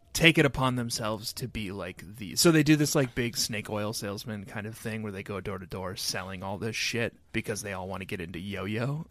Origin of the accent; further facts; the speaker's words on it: Excelsior, Minnesota, United States; growing up in Excelsior, Minnesota